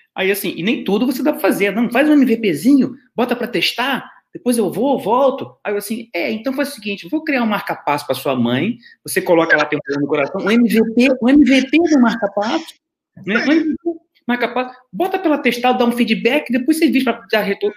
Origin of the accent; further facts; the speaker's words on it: Rio de Janeiro, Brazil; moved away as an adult; now in Braga, Portugal; sou carioca, né, mas morei no Brasil durante quase 50 anos e estou há quase três anos morando aqui em Portugal. Eu moro em Braga, no norte de Portugal